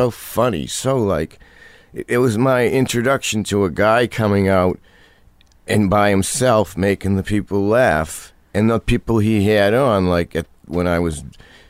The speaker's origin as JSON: {"language": "English", "town": "Burlington", "region": "Massachusetts", "country": "United States", "tie": "born or raised there", "said": "I grew up in Burlington, Massachusetts, which is like two towns over from where I live in Carlisle."}